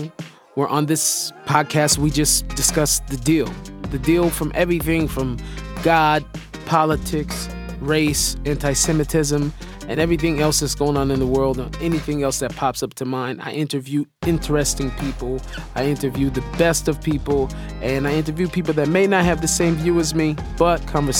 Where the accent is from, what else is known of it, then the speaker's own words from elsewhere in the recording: Seattle, Washington, United States; moved away as an adult; now in Israel; I was born in Seattle to hip-hop parents, got in trouble as a kid, but I was able to make a major life turnaround. I was a Muslim as a kid, I became a Christian in my teens, only to discover that my soul was Jewish all along.